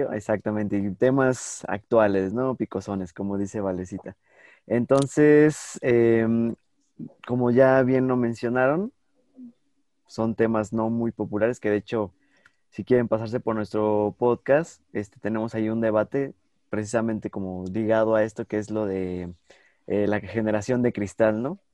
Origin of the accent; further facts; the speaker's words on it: Mexico; somos mexicanos